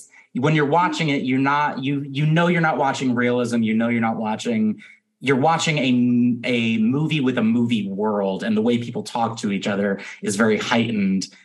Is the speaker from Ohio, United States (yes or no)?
no; Guilford, Connecticut, United States; I'm from Guilford, Connecticut